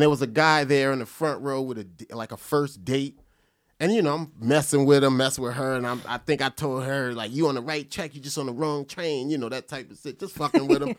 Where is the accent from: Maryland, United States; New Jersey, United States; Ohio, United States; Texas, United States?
New Jersey, United States; Perth Amboy; Perth Amboy, New Jersey